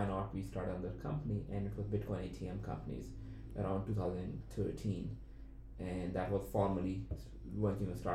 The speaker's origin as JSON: {"language": "English", "country": "Pakistan", "tie": "born or raised there", "also_born_or_lived": "Canada", "moved": "as an adult", "said": "born in Pakistan"}